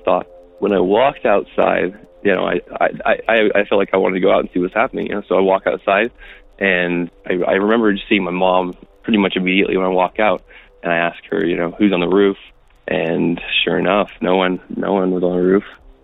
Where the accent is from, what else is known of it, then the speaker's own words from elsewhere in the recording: Salt Lake City, Utah, United States; I'm from Salt Lake City